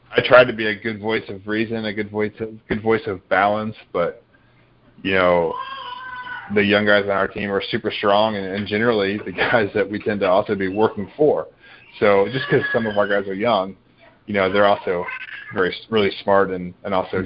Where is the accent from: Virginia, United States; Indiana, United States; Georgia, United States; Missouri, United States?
Georgia, United States; I grew up in Georgia